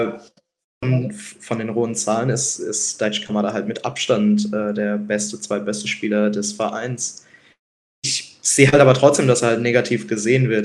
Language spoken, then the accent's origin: German; Mannheim, Baden-Württemberg, Germany; moved away; weil ich halt auch wirklich nicht aus der Region komme. Ähm, ich komme halt aus Mannheim